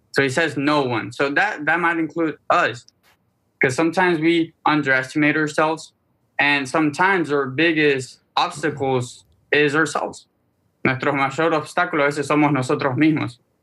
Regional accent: Argentina; now in Miami, United States; Soy un joven argentino. Vivo en Miami, Florida.

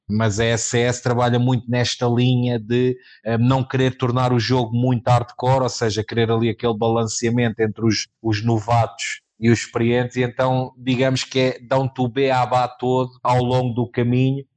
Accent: Sintra, Lisbon, Portugal; eu sou aqui da zona de Sintra

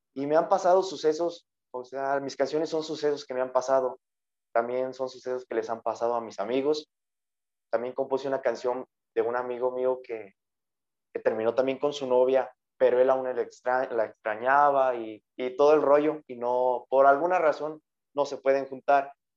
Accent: Villa Morelos, Michoacán, Mexico; aquí en mi pueblo natal, Villa Morelos, un pueblo el cual me ha visto crecer

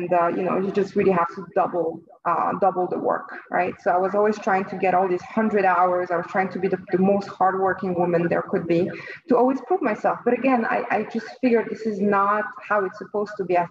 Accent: French-speaking Switzerland, Romandy, Switzerland; moved away as an adult; also born or lived in Lausanne / Geneva; now in New York, United States; I was born and raised in Switzerland myself. but in the French part, Lausanne and Geneva. I moved to New York when I was in my early 20s

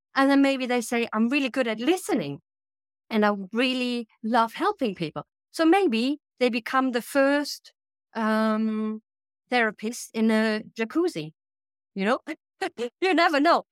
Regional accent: Germany; also born or lived in United Kingdom / Sweden; now in Italy; I'm based in Italy now, but I'm originally from Germany

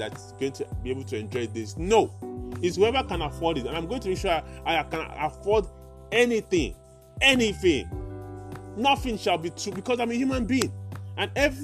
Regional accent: Nigeria; I'm a Nigerian

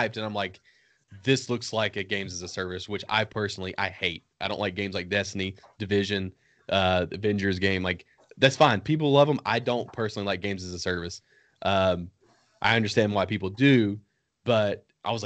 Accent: Northern Virginia, United States; now in the South, United States; As someone who was born and raised in Northern Virginia, in and around DC

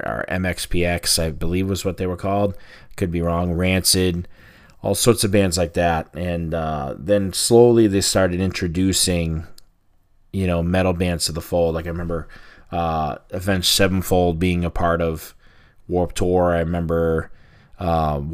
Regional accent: Boston, Massachusetts, United States; my hometown

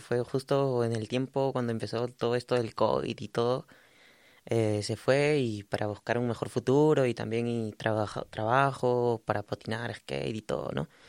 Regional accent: Lima, Peru; also born or lived in Chiclayo, Peru; yo, soy de Chiclayo, del norte de Perú, como eh, a unas horas de Lima. Yo, pero viví casi toda mi infancia también en Lima

